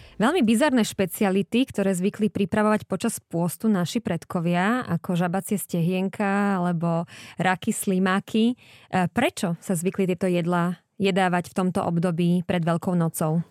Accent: Slovakia; u nás doma na Slovensku

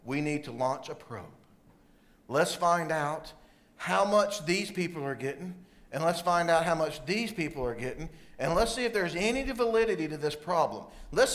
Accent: South Carolina, United States; where I grew up in South Carolina.

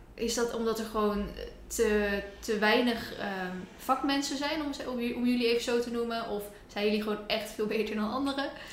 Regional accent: near Rotterdam, South Holland, Netherlands; now in Ede, Netherlands; oorspronkelijk kom ik uit de buurt van Rotterdam

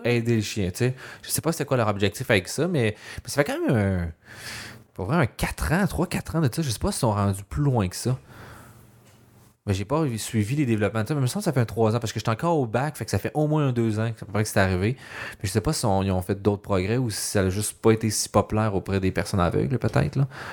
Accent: Laval, Quebec, Canada; moved away; also born or lived in Montreal; je viens de Laval, c'est encore pire. Moi, je suis un vrai banlieusard

